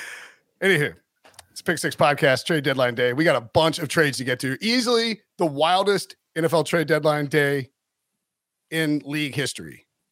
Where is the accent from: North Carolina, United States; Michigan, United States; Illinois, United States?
North Carolina, United States; High Point; also born or lived in Raleigh, North Carolina; your host. I'm from High Point, North Carolina, live in Raleigh.